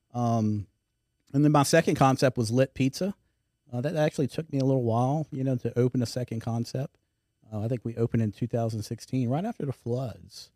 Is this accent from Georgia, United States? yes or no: no; Houston, Texas, United States; moved away as an adult; now in Baton Rouge, United States; I grew up in Houston